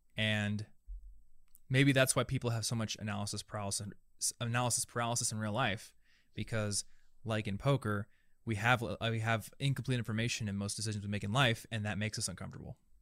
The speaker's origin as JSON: {"language": "English", "town": "Des Moines", "region": "Iowa", "country": "United States", "said": "I'm from Des Moines."}